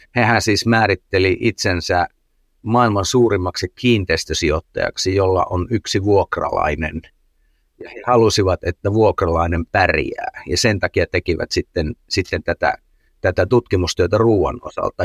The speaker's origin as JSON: {"language": "Finnish", "country": "Finland", "said": "Suomessa me ollaan aika sääntöorientoituneita"}